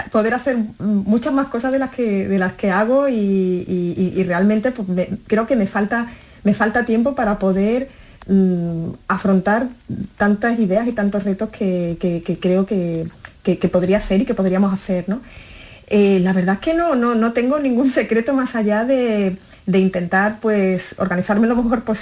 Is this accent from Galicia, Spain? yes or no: yes; Galicia, Spain; born there; nací en Galicia, mis padres son, son gallegos y, bueno, por, su dedicación laboral era magistrado, pues la verdad es que vivimos en, muchas ciudades de España